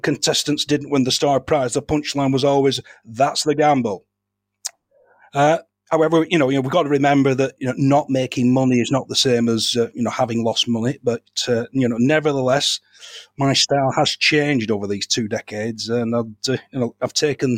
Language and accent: English; Darwen, North West England, United Kingdom; When I was a lad, growing up in Darwen